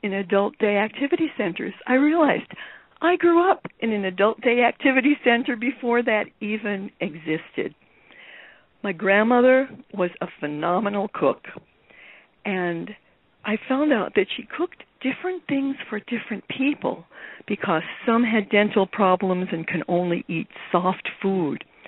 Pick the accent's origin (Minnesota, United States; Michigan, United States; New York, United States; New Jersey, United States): New York, United States; New York City; I grew up in New York City